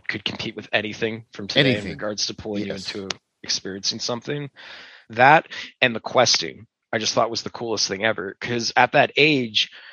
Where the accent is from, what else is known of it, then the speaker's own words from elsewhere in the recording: Pittsburgh, Pennsylvania, United States; moved away as an adult; now in Utah, United States; So I grew up in Pittsburgh. I lived there pretty much my whole life.